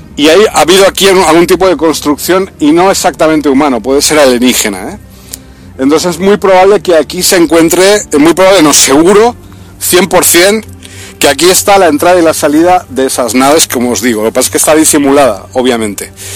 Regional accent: Spain; now in Libya; yo tampoco en mi país

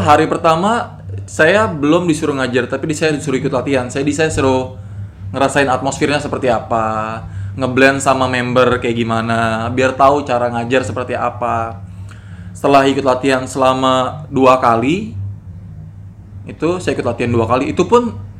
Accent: Indonesia; also born or lived in Bali

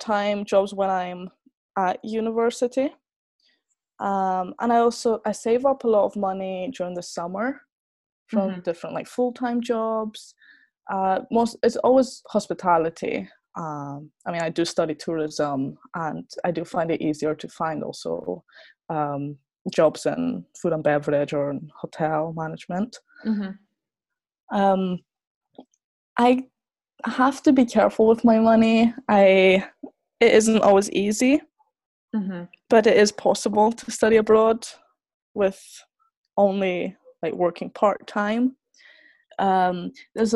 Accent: Greece; moved away as an adult; also born or lived in Scotland / Aberdeen / Finland; because I was born there. But it was still a big step for me, because I grew up in Greece and I only went to Scotland for a few weeks every year.

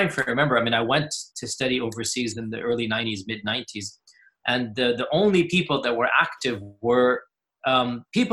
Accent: Houston, Texas, United States; I was born in the 70s. There was only one main mosque in Houston at the time. My father was one of the founders of that mosque

